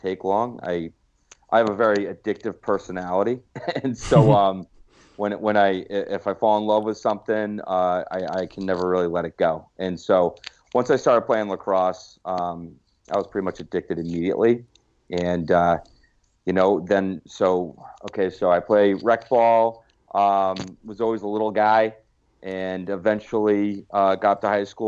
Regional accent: Hanover, New Hampshire, United States; now in Austin, United States; I'm from Hanover, New Hampshire

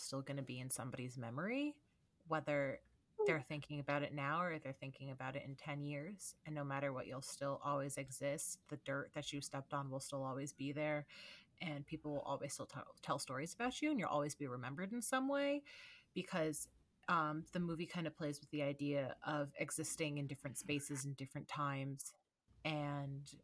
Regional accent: United States; I'm too American

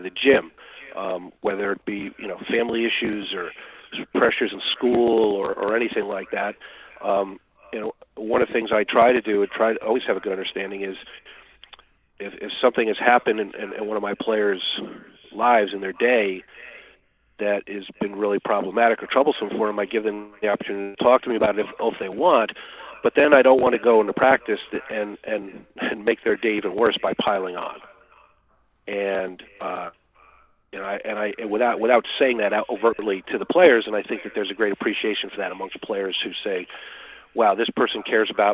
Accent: Michigan, United States; moved away; I'm originally from Michigan

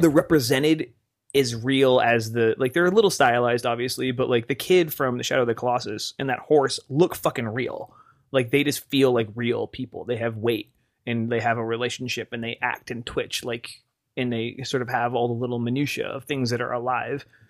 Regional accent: Wyoming, United States; my hometown of Wyoming.

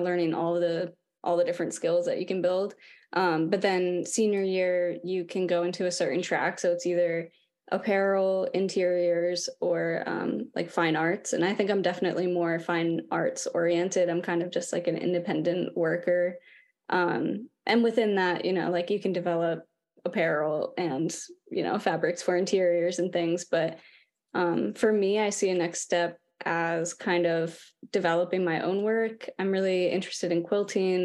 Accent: Lancaster, Pennsylvania, United States; I grew up in Lancaster, Pennsylvania.

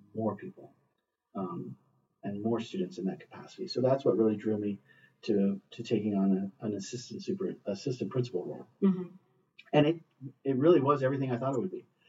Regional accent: Hacienda Heights, California, United States; moved away as an adult; also born or lived in Ventura County / Lancaster; I grew up in Hacienda Heights, which is in the San Gabriel Valley on the east side of Los Angeles.

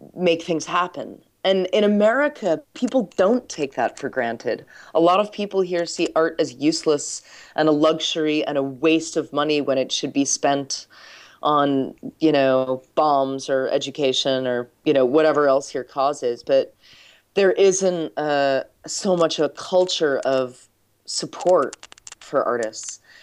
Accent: United States; as an American

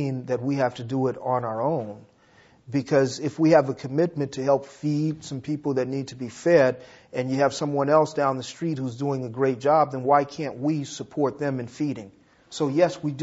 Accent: Los Angeles, California, United States; I grew up in South Central Los Angeles

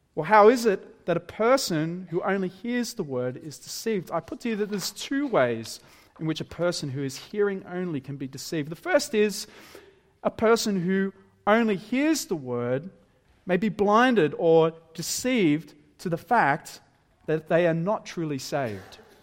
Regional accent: Wollongong, New South Wales, Australia; moved away; I'm originally from Wollongong

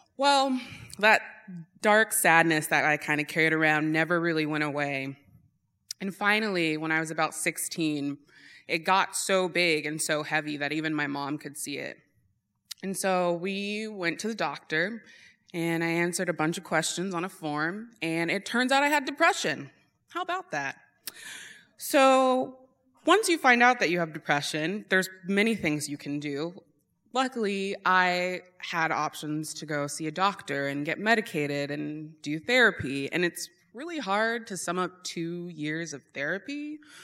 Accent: Eagle River, United States; I grew up in Eagle River

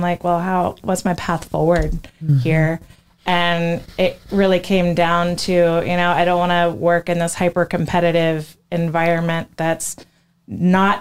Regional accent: Florida, United States; I grew up in Florida, but I wasn't on this coast

